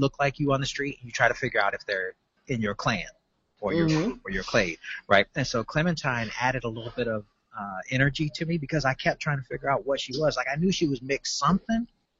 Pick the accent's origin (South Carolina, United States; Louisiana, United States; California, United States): Louisiana, United States; I grew up in Louisiana.